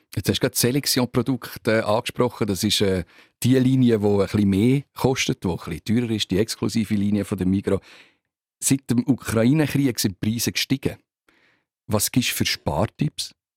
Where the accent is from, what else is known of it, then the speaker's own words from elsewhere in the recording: Zug, Switzerland; ich komme aus dem Kanton Zug